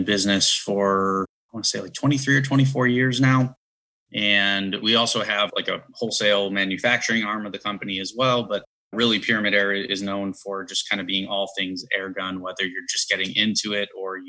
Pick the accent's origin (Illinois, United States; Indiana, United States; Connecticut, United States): Illinois, United States; Chicago; moved away as an adult; now in Cleveland, United States; I grew up in Chicago